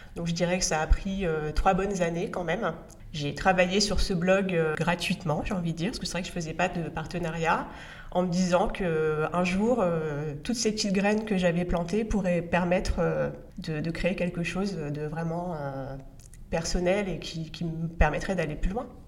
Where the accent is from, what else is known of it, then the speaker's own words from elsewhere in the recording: northern France, France; je viens d'un milieu populaire, je viens du nord de la France. Euh, mes grands-pères étaient tous les deux mineurs